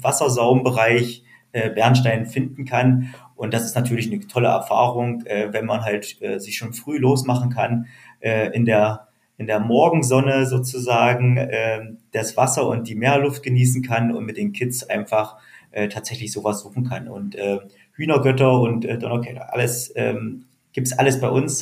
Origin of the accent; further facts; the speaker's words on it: near Lutherstadt Wittenberg, Saxony-Anhalt, Germany; now in Usedom, Germany; ich komme ursprünglich ähm, aus Sachsen-Anhalt, äh, aus der Nähe von Lutherstadt-Wittenberg